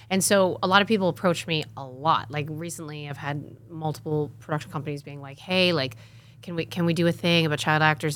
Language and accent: English; Connecticut, United States; I grew up in Connecticut on a house that when we did, it was a hundred-year-old farmhouse